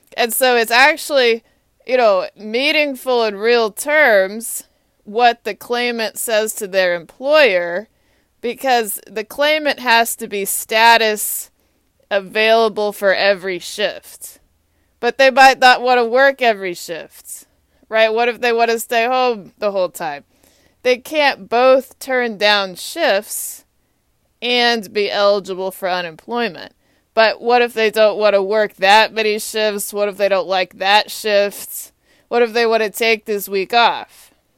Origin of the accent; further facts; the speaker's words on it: Austin, Texas, United States; now in Washington, D.C., United States; I am from Austin, Texas